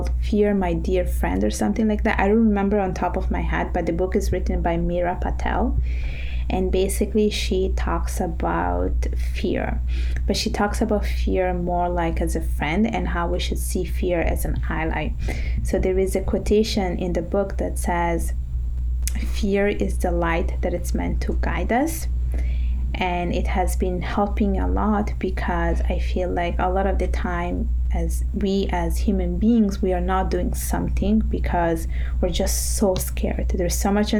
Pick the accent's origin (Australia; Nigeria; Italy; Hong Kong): Italy; now in Montreal, Canada; I was born and raised in Italy